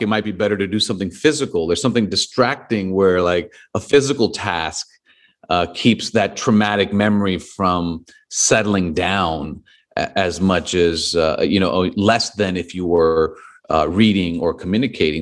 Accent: Los Angeles, California, United States; my hometown in Los Angeles

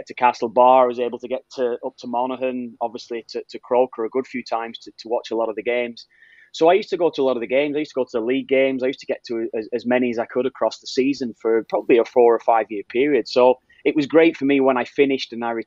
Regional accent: Preston, North West England, United Kingdom; also born or lived in Dublin; I grew up in Preston

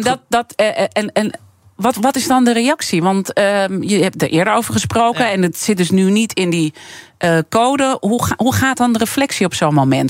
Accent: Amsterdam, North Holland, Netherlands; Ik ben geboren en getogen in Amsterdam.

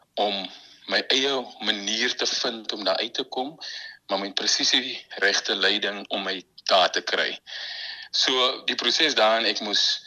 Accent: Malmesbury, Western Cape, South Africa; also born or lived in Stellenbosch; Ek is van Mamasbury.

